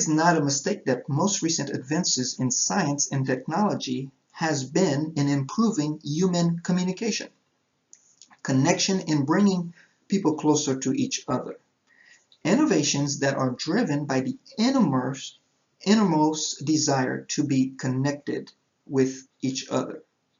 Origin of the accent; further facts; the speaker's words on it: Haiti; As I said, I was born and raised in Haiti, where my parents are church planters.